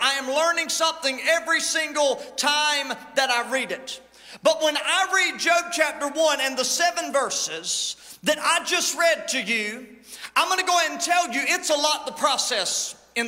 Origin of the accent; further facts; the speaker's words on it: United States; accent: country; I just said it in the country lingo that we use. It is my native tongue. It is what I have learned to speak is country.